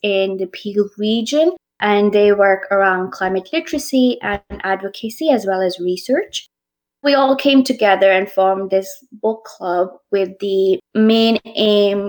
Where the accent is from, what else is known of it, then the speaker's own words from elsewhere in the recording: Pakistan; moved away as an adult; also born or lived in Scotland; my home country, Pakistan.